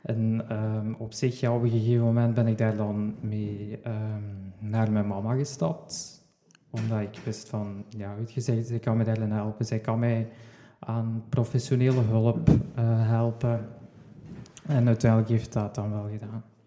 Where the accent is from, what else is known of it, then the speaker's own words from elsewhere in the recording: Sint-Truiden, Flanders, Belgium; Ik kom uit Sint-Truiden